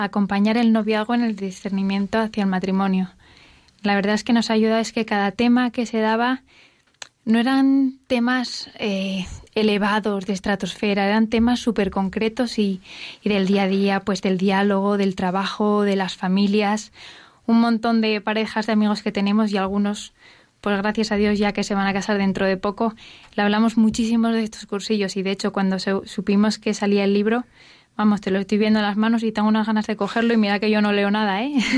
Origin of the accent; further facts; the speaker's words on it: Asturias, Spain; now in Madrid, Spain; somos un matrimonio joven que estamos en Madrid, pero somos los dos asturianos